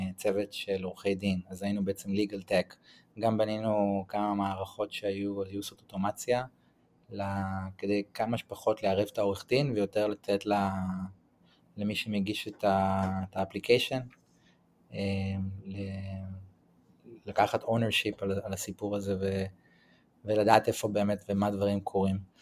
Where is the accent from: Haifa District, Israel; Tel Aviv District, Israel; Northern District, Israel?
Tel Aviv District, Israel; Tel Aviv; moved away as an adult; also born or lived in San Francisco; now in Santa Teresa, Costa Rica; אז אני מתל אביב, גדלתי ב- בתל אביב להורים אה, גרושים